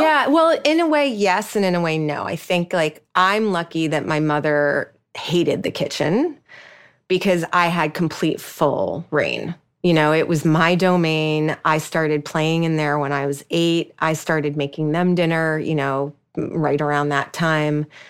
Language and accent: English; New York, United States; I'm a New Yorker